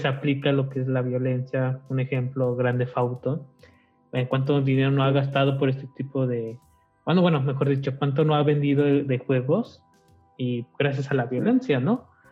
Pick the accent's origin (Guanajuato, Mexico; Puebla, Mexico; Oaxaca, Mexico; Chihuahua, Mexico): Guanajuato, Mexico; somos de aquí de Guanajuato